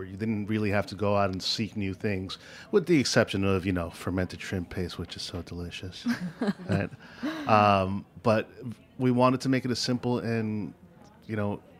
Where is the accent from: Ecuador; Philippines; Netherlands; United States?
Philippines; You know, I am a Filipino and this is how we cook.